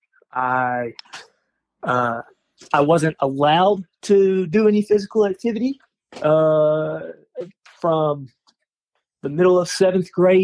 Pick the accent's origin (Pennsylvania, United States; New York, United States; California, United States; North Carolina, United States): North Carolina, United States; now in Philadelphia, United States; I'm from North Carolina.